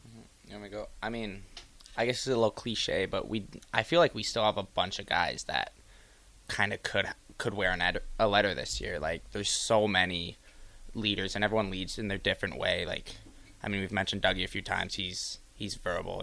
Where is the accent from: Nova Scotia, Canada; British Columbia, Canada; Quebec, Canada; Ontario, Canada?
Ontario, Canada; Ottawa; I'm from Ottawa